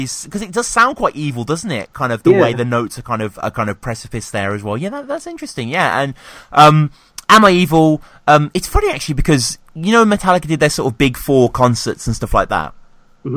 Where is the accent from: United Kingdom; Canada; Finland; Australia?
United Kingdom; Birmingham, West Midlands; moved away; I'm from Birmingham originally